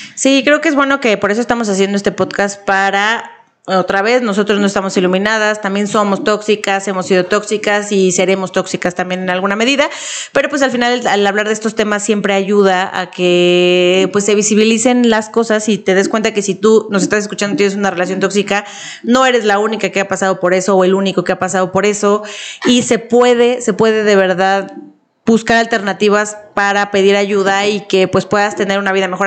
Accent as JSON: {"language": "Spanish", "country": "Mexico", "said": "como mexicana luego yo lo veía"}